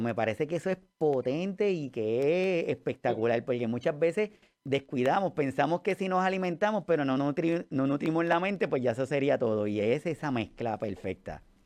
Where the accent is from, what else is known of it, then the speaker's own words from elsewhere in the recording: Puerto Rico; todos los que somos puertorriqueños